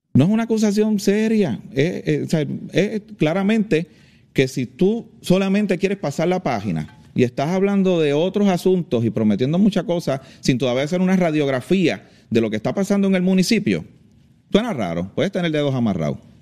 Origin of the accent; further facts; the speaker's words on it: Trujillo Alto, Puerto Rico; nacido y criado en Trujillo Alto